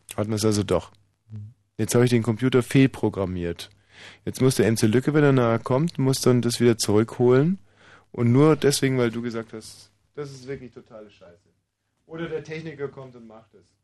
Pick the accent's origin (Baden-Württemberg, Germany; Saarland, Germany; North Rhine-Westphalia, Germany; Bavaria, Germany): Bavaria, Germany; moved away; bei uns in Bayern